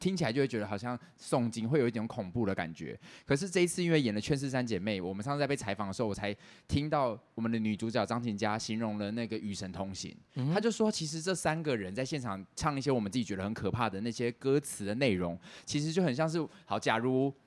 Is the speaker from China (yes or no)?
no; Taiwan; 我们台湾人